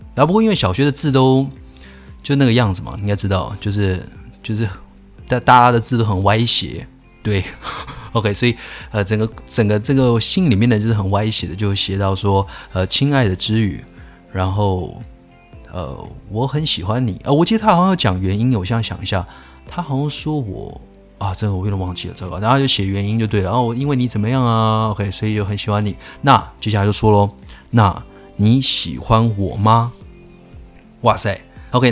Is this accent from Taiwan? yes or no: yes; Keelung, Taiwan; 我是基隆人，所以我那时候我读的国小呢，在一个，呃，小山坡上面